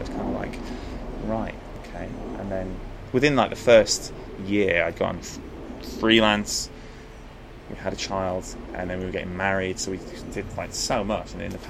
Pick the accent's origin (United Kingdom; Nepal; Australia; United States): United Kingdom; England; You know, I'm from England, and we were having children a lot older.